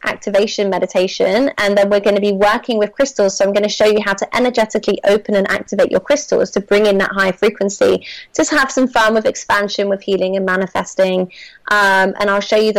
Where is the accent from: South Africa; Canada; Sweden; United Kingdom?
United Kingdom; Bristol, South West England; moved away as an adult; I've just recently returned to my hometown of Bristol for the summer